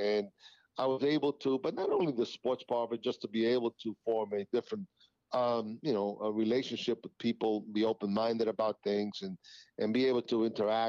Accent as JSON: {"language": "English", "region": "New York", "country": "United States", "tie": "born or raised there", "said": "growing up in New York, growing up in the schoolyards of New York"}